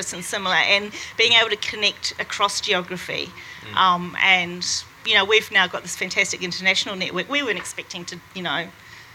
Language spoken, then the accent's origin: English; New Zealand; I'm a New Zealander